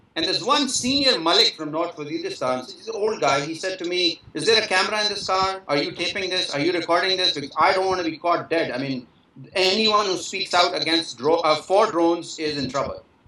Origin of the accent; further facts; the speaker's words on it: Pakistan; when I was growing up in Zias, Pakistan